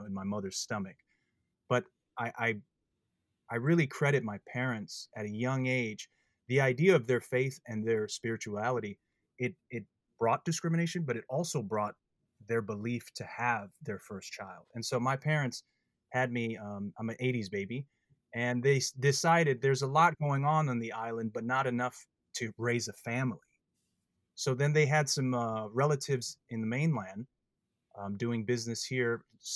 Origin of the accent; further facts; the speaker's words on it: Minnesota, United States; moved away as an adult; also born or lived in American Samoa / Northern California / California; I was 2 years old. And then we moved to the great island of Minnesota, where it's freezing cold. It was quite a move for my parents. And I've been raised in Minnesota